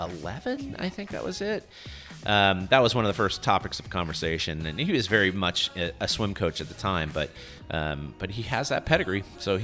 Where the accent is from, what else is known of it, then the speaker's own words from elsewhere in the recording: Southern California, United States; now in Texas, United States; I didn't grow up here. I grew up in Southern California. So that's my milieu.